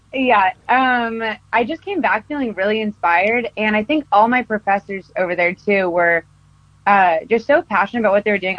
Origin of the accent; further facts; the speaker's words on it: Costa Mesa, California, United States; I grew up in Costa Mesa, California